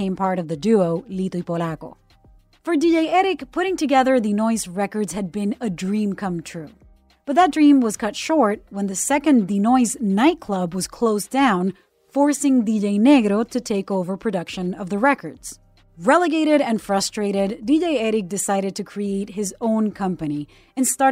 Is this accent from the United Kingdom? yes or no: no; Puerto Rico; I'm a CBS News correspondent born and raised in Puerto Rico, the cradle of reggaeton